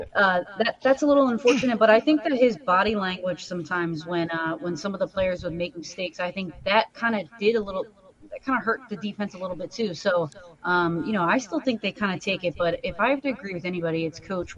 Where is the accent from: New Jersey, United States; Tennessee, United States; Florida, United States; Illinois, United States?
New Jersey, United States; I am from the South Jersey area